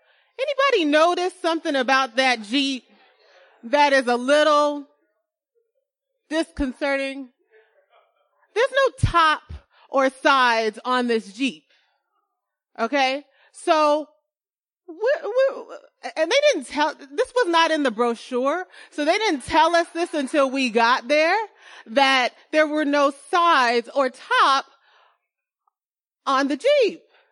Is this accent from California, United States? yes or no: yes; California, United States; Winter is really cold. Okay. Especially here as a Californian.